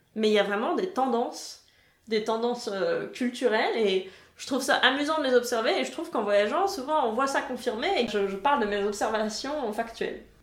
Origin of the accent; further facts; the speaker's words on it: France; also born or lived in Germany (former East Germany); now in Munich, Germany; je reçois tout le temps des compliments sur mon accent au supermarché, typiquement la caissière très fière d'avoir deviné que j'étais française